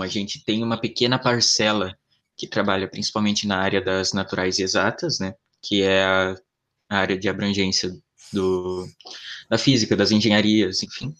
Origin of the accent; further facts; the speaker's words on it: Santa Catarina, Brazil; eu sou de Santa Catarina